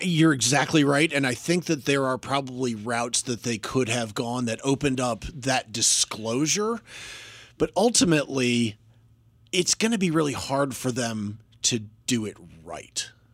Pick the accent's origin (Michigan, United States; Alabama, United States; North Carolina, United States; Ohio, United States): North Carolina, United States; now in Washington, D.C. area, United States; I grew up in North Carolina